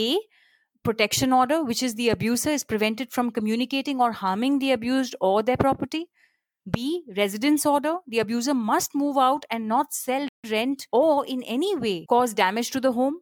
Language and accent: English; Kolkata, West Bengal, India; also born or lived in Chandigarh; now in Mumbai, India; I was born in Chandigarh, brought up in Calcutta, live in Bombay